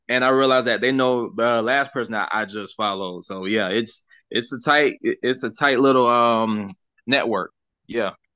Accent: Sumter County, South Carolina, United States; also born or lived in Darlington, South Carolina / Lake City, South Carolina / Lynchburg, South Carolina / Mount Pleasant, South Carolina; now in Florida, United States; I grew up in Sumter County.

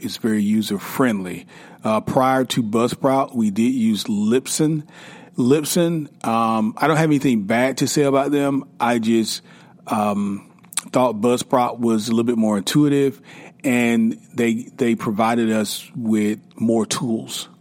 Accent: South Carolina, United States; now in Atlanta, United States; I am from South Carolina

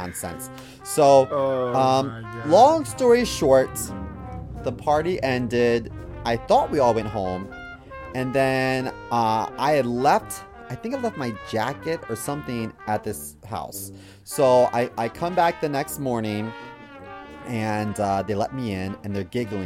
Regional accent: Baltimore, Maryland, United States; growing up in Baltimore City

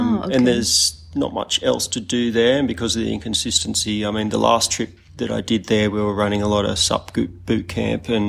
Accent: Kurnell, New South Wales, Australia; I grew up in Kurnell, sailing and surfing

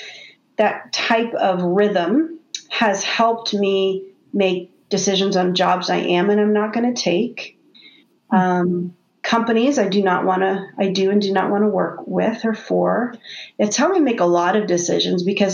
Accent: Canada; I'm Canadian

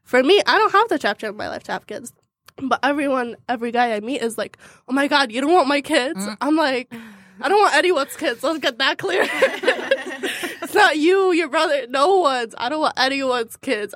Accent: Baghdad, Baghdad Governorate, Iraq; I am from Baghdad, Iraq

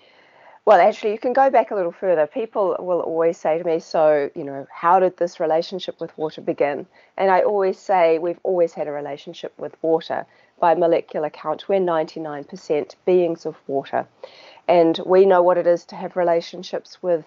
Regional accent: New Zealand; as you can probably tell by my accent, I'm from New Zealand.

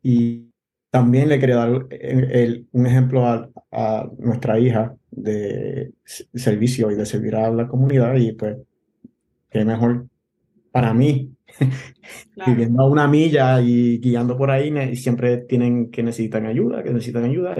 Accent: Gurabo, Puerto Rico; moved away as an adult; also born or lived in Bayamón, Puerto Rico / Vega Baja, Puerto Rico / Mayagüez, Puerto Rico; now in Ashburn, United States; Yo nací en Bayamón, eh, me crié entre Bonao, Tobalta y, y Gurabo.

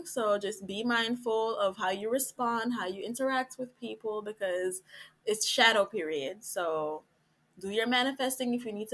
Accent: Jamaica; we're Jamaican

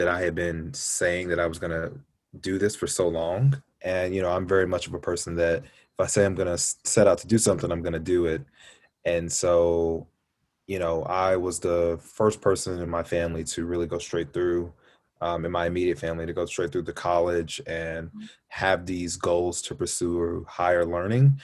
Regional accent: Louisville, Kentucky, United States; moved away; I grew up in Kentucky. I was an Army brat, but I once got settled in Kentucky, Louisville, Kentucky.

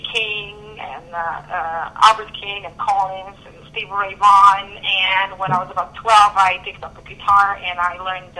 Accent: Belgrade, Serbia; now in Amsterdam, Netherlands; I grew up in Belgrade, Serbia, and I live in Amsterdam, Holland, at the moment.

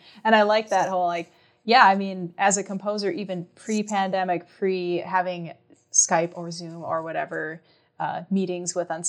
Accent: Minnesota, United States; accent: northern; beautiful town and in my home state. And I feel like maybe, I don't know, it's tough. My northern accent has probably gotten a little thicker over the past 4 years.

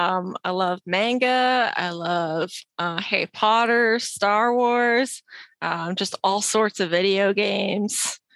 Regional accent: Canada; I'm from Canada.

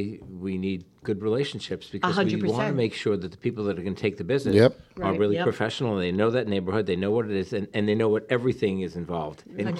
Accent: New York City, New York, United States; I'm from Manhattan.

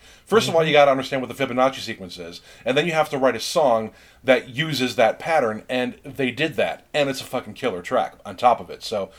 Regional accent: Mayberry, United States; I grew up in such a very small rural town. I grew up in Mayberry, and my dad was a cop

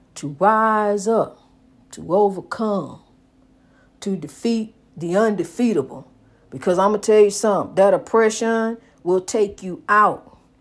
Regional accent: United States; my hometown. I love my hometown. Saint Louis, East Saint Louis, East Saint Louis, Saint Louis

